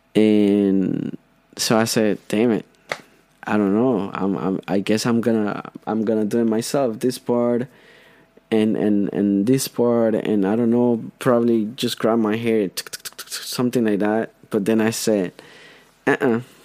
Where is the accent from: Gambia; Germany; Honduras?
Honduras; first language Spanish; English is a second language; now in United States; I'm from Honduras I feel part of this country I've been here for 7 years